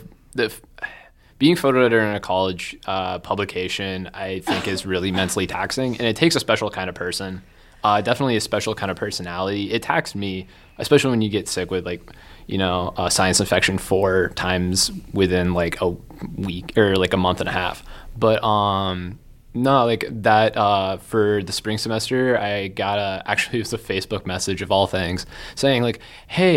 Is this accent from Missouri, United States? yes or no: no; Boone, Iowa, United States; also born or lived in Ames, Iowa; I am from Boone, Iowa.